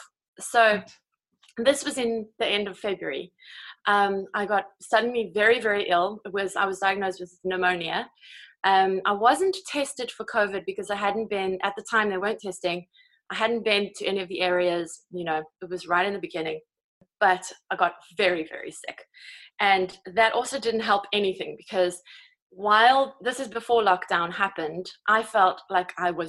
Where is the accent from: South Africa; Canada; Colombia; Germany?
South Africa; moved away as an adult; now in Kent, United Kingdom; I'm originally from South Africa, South African born